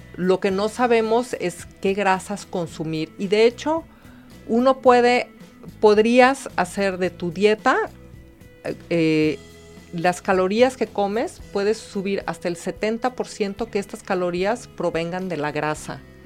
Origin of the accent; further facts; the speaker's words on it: Mexico; nuestra cocina mexicana